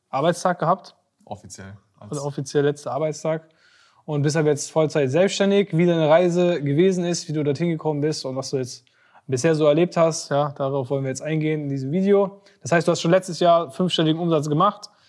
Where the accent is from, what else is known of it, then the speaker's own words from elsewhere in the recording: Bottrop, North Rhine-Westphalia, Germany; Ich komme aus Bottrop im Ruhrgebiet.